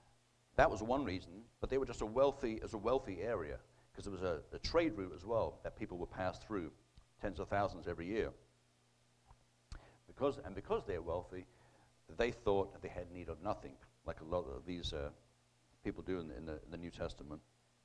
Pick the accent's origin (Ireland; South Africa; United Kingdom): United Kingdom; now in United States; You know, since I emigrated here in 2002 from Britain, I thought Britain was bad, but unfortunately, I mean, we're here in the Bible Belt in Oklahoma